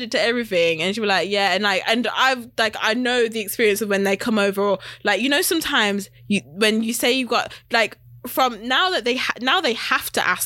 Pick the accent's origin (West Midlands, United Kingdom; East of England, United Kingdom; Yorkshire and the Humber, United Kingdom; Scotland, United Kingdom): West Midlands, United Kingdom; now in London, United Kingdom; I'm from West Midlands. But yeah. Up north. I'm from up north